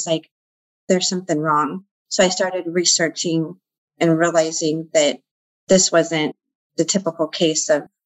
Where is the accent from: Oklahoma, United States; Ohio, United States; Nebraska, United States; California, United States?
California, United States; Central Valley; I'm from the Central Valley. I live in California